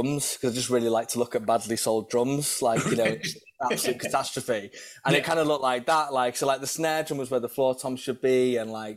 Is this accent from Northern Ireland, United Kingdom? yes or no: no; North Wales, United Kingdom; I was from North Wales